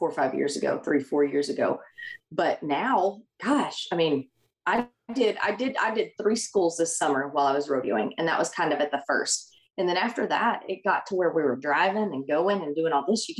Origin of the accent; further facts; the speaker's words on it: Oklahoma, United States; moved away as an adult; also born or lived in Texas; I came from Oklahoma